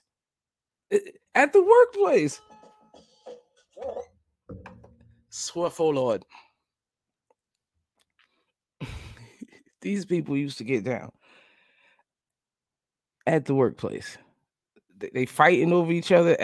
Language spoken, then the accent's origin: English; New Jersey, United States; moved away; I'm from New Jersey. I lived in New Jersey